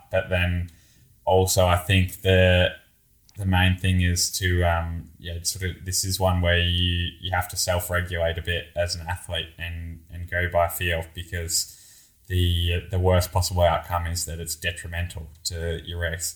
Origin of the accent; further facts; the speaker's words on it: Australia; moved away; me being Australian